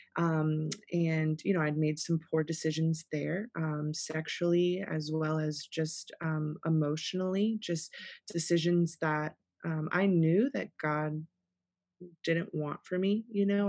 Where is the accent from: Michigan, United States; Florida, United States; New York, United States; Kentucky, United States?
Florida, United States; South; born and raised in South Florida